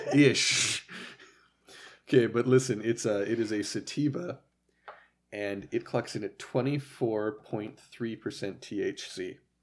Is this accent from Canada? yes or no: yes; Canada; I'm a Canadian-ass bitch